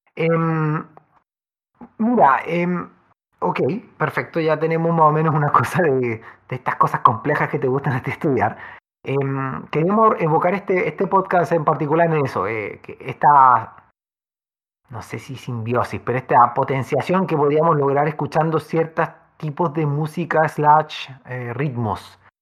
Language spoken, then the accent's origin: Spanish; Chile; en, nuestro maravilloso país, tan vertical y con valles tan angostos